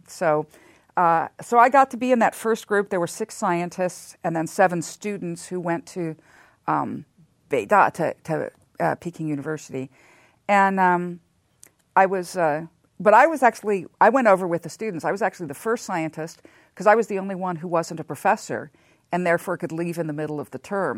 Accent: Southern California, United States; also born or lived in Santa Monica; I am a native Southern Californian. I was born in Santa Monica and spent almost all of my childhood, uh, somewhere in Southern California

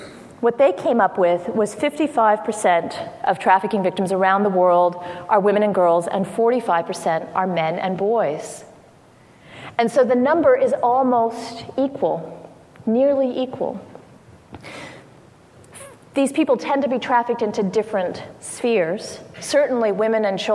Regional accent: Washington, District of Columbia, United States; I'm from Washington, D.C.

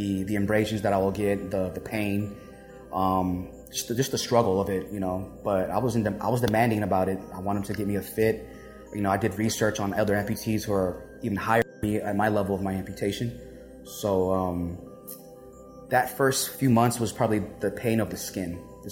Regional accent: San Francisco, California, United States; I'm from San Francisco, born a native

